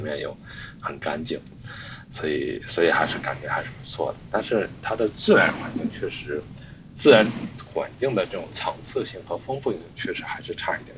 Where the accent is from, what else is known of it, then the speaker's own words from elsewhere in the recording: China; moved away as an adult; also born or lived in Hangzhou; 我的老家呢，其实离北京，呃，其实大概开车只有二百七十公里